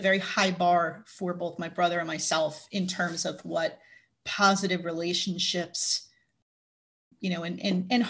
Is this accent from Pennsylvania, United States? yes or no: no; Plainfield, New Jersey, United States; first language English; also born or lived in Elizabeth, New Jersey / Monmouth County, New Jersey; I grew up in a town called Plainfield, which is one of the bigger cities in New Jersey